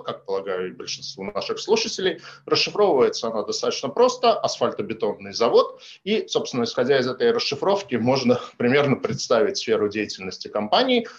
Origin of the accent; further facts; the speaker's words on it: Saint Petersburg, Russia; мой родной город Санкт-Петербург